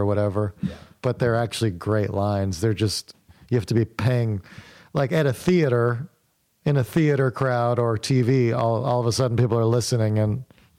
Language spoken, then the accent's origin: English; Morgantown, West Virginia, United States; moved away as an adult; also born or lived in Davidson, North Carolina; I grew up in Morgantown, West Virginia.